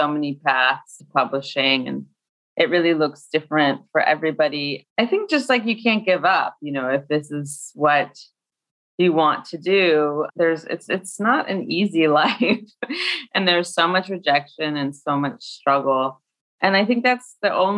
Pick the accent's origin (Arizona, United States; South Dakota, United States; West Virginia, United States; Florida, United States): Arizona, United States; Scottsdale; now in Brooklyn, United States; I grew up in Scottsdale